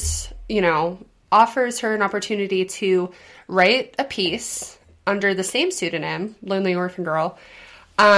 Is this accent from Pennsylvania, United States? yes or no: yes; Pittsburgh, Pennsylvania, United States; I'm from Pittsburgh